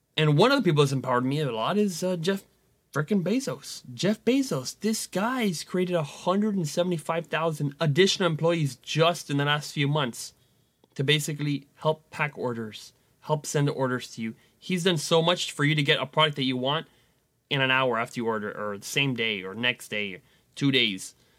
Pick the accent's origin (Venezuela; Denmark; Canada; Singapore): Venezuela; moved away; my home country where I was born, Venezuela